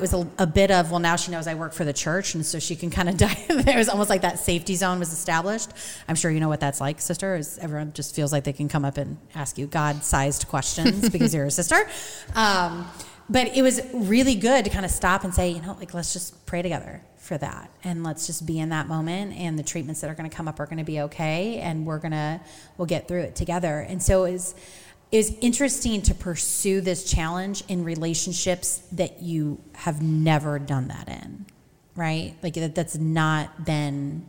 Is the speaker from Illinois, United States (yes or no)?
yes; Peoria, Illinois, United States; moved away; I grew up in Peoria